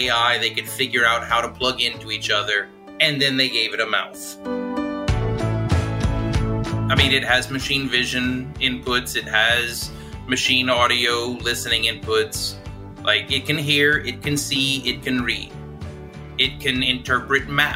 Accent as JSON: {"language": "English", "region": "South Louisiana", "country": "United States", "said": "I'm from South Louisiana"}